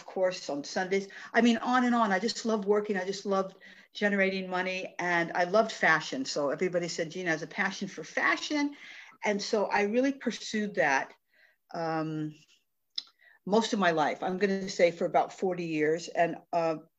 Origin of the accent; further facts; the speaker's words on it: Tucson, Arizona, United States; I was born and raised in Tucson, Arizona